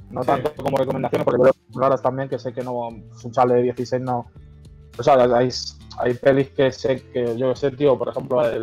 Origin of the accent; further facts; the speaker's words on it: Parla, Community of Madrid, Spain; Y nada, soy de Parla, soy de aquí de Madrid. Eh, nací aquí y aquí me he criado. Bueno, he estado viviendo en otros sitios, pero bueno, vuelto aquí siempre volvemos